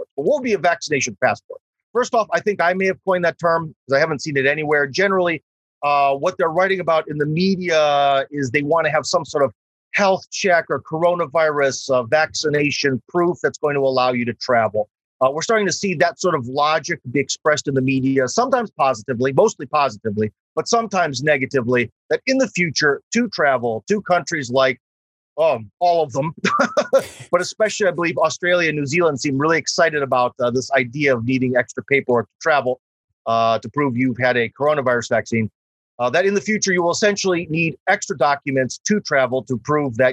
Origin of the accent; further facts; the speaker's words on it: Cleveland, Ohio, United States; moved away as an adult; now in Russia; I'm from Cleveland, Ohio. Go Browns. I'm from the Rust Belt